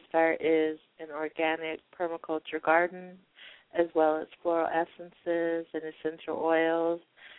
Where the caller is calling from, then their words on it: Colorado, United States; I'm calling from Colorado.